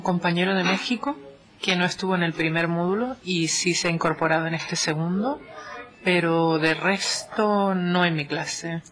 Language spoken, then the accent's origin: Spanish; Canary Islands, Spain; moved away as an adult; now in Finland; vengo de España concretamente del archipiélago canario